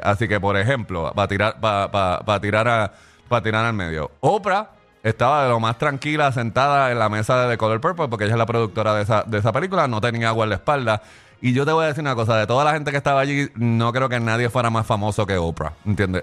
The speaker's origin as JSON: {"language": "Spanish", "country": "Puerto Rico", "said": "yo soy de Puerto Rico"}